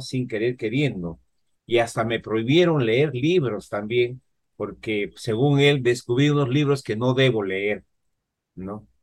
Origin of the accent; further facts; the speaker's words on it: Huánuco, Peru; moved away; Yo provengo de Huánuco, ¿no? Una, una ciudad. Allá en mi juventud no había mucha electricidad